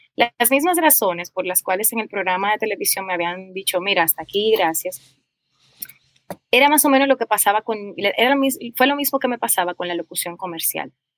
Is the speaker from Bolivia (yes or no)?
no; Dominican Republic; yo nací en República Dominicana hace unos añitos